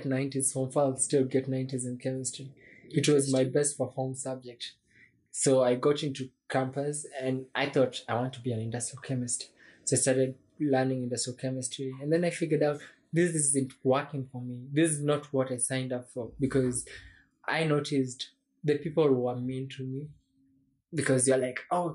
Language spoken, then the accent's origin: English; Kenya; also born or lived in Juja, Kenya; I'm technically a Kenyan.